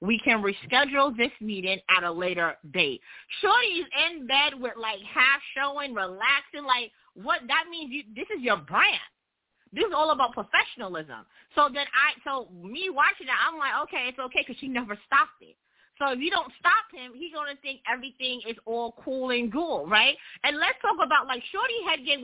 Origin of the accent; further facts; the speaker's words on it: New York, United States; I'm from New York